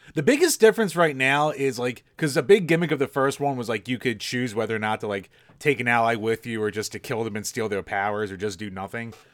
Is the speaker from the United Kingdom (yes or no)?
no; Pennsylvania, United States